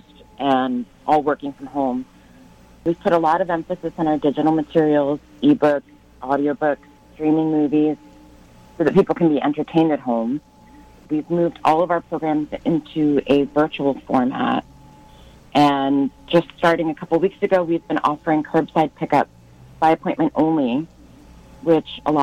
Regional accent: Rockland County, New York, United States; I'm a native Rocklander

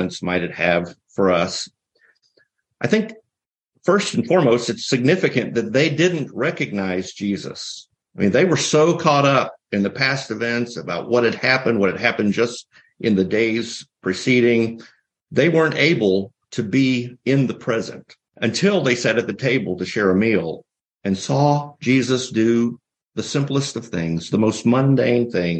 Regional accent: the South, United States; I'm from the South

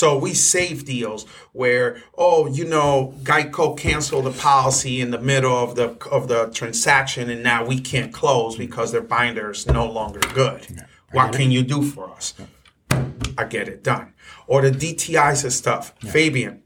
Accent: Connecticut, United States; born or raised there

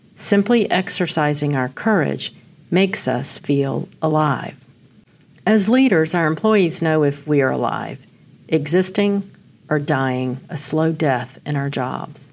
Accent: Amarillo, Texas, United States; I was born on August eighth in Amarillo

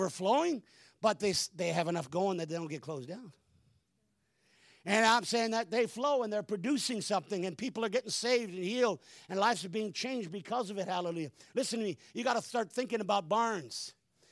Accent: Hamilton, Ontario, Canada; I'm a city slicker. I was born in Hamilton, Ontario

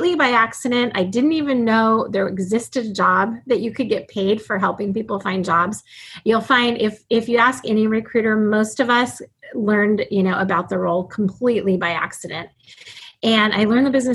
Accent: Alaska, United States; I was born and raised in Alaska

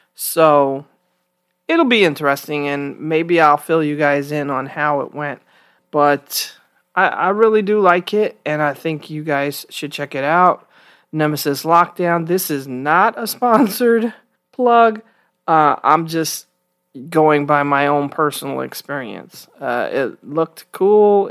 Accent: New York City, New York, United States; moved away as an adult; I'm from the Bronx, New York. I was born and raised there and lived there most of my life until until I graduated from college in my 30s

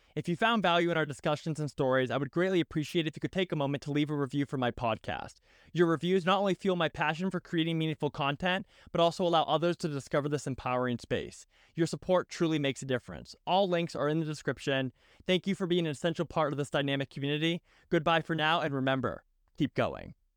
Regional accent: just outside of Boston, Massachusetts, United States; moved away as an adult; also born or lived in Annapolis, Maryland / San Diego, California; I grew up just outside of Boston, Massachusetts

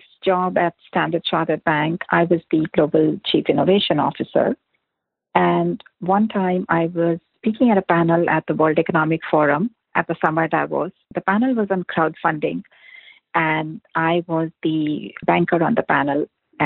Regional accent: India; moved away as an adult; also born or lived in Singapore; now in Bay Area, United States; I grew up in India and studied in India as well

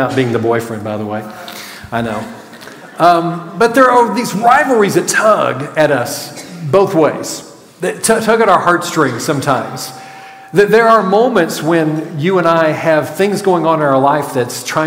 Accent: Clarksville, Arkansas, United States; now in Grand Prairie, United States; growing up in Clarksville, Arkansas

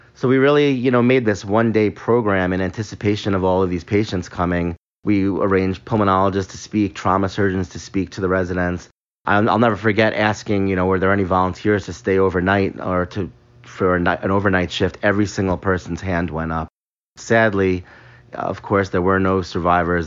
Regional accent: Long Island, New York, United States; moved away as an adult; also born or lived in Midwest; I was from Long Island. It was close to home.

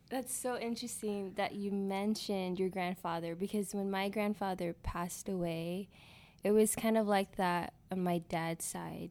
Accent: McAllen, Texas, United States; I was born here in McAllen, born and raised

